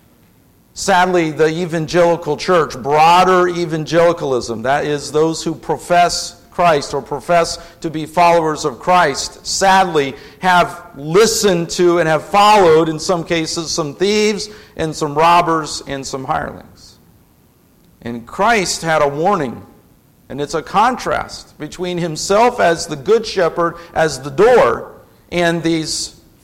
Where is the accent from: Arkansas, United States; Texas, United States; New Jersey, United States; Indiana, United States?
Indiana, United States; Indianapolis; moved away as an adult; now in Lafayette, United States; I grew up in Indianapolis